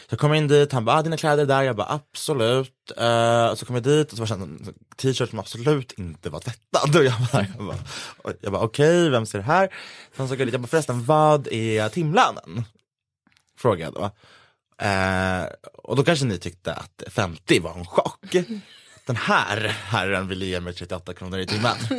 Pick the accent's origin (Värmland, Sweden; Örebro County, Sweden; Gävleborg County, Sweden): Gävleborg County, Sweden; Gävle; min hemstad Gävle